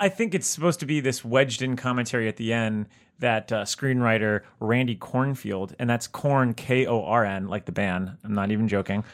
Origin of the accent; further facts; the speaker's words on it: South Florida, United States; we grew up together in South Florida